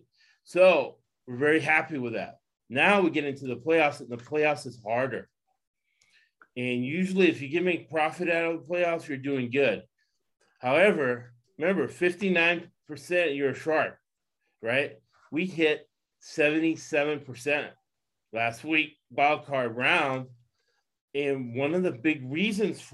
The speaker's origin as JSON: {"language": "English", "region": "the South", "country": "United States", "tie": "born or raised there", "moved": "yes", "said": "I was down in the South, Lakewood High"}